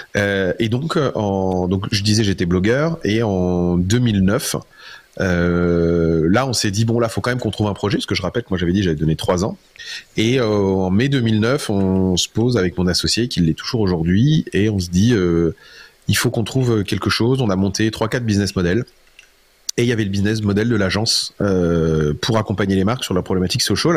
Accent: Metz, Grand Est, France; je suis Lorrain

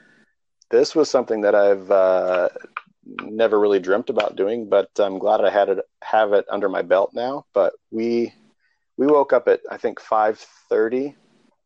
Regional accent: Seattle, Washington, United States; also born or lived in Florida; I was coming from Florida, I guess, but my body is, you know, conditioned to Seattle weather

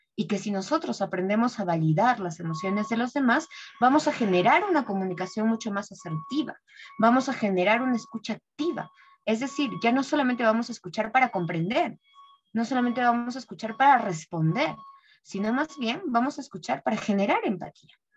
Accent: Peru; soy peruana

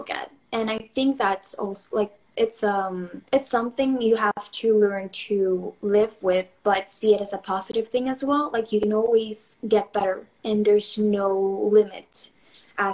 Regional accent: Mexico; I'm from Mexico.

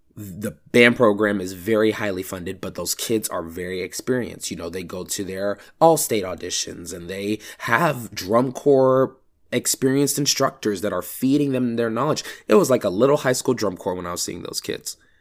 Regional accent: Georgia, United States; I'm from Georgia, so the only thing I truly know is how band works here.

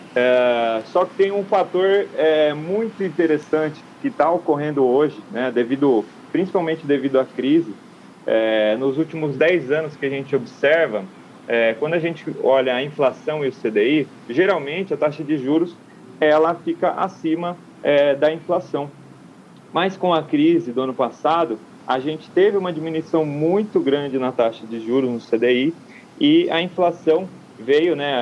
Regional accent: São Carlos, São Paulo, Brazil; moved away; São Carlos, minha terra natal

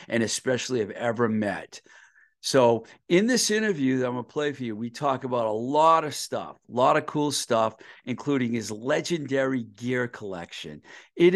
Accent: Webster, Massachusetts, United States; I'm from Webster, so I know all those towns

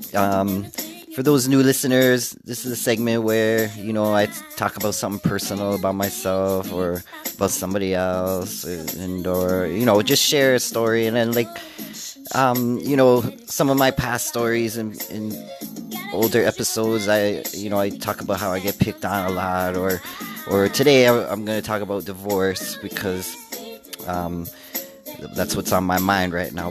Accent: Canada; I'm Canadian, y'all, so I say Z.

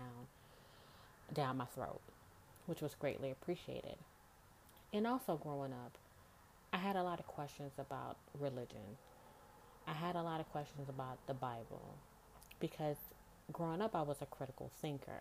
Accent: Goshen, Mississippi, United States; moved away as an adult; now in New Orleans, United States; I'm originally from a small town in Mississippi called Goshen, 20 minutes outside of Biloxi. I always say that I was born and raised in Mississippi

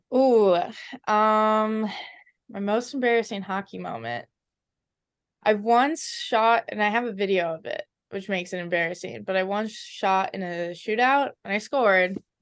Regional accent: Edina, Minnesota, United States; moved away as an adult; now in Princeton, United States; I'm very proud to be from there

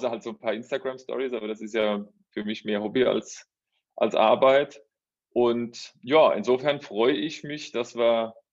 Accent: Rhineland-Palatinate, Germany; now in Saarbrücken, Germany; Ja, also räumlich gesehen, vielleicht mal, komme ich ursprünglich aus der Pfalz, bin jetzt aber durch meinen Beruf in Saarbrücken, also im Saarland

